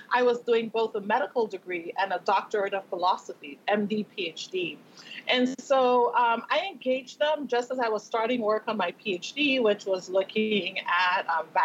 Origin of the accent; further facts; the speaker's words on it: Tobago, Trinidad & Tobago; now in Las Vegas, United States; growing up in Tobago in the Caribbean